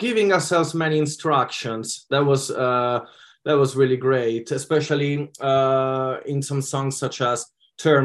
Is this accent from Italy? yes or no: yes; Italy; now in United Kingdom; growing up in Italy, obviously, allowed me to have influences from my country's music as well